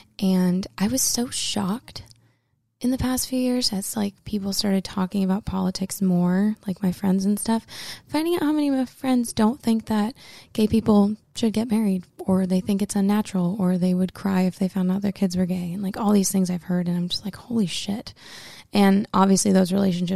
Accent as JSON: {"language": "English", "region": "the North", "country": "United States", "tie": "born or raised there", "also_born_or_lived": "Los Angeles", "moved": "yes", "lives_now": "Nashville, United States", "said": "I grew up in the North, where all of our statues are for the good guys"}